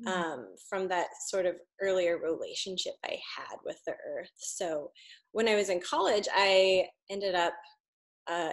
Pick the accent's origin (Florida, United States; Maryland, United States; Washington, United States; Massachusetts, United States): Washington, United States; Walla Walla; moved away; I grew up in Eastern Washington. And we would always, I grew up in Walla Walla